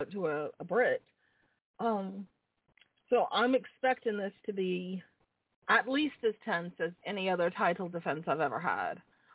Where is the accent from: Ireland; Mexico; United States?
Ireland; Dublin, Leinster; as hard as it is for me as an Irish woman not to talk politics when I'm home in Dublin, I will behave myself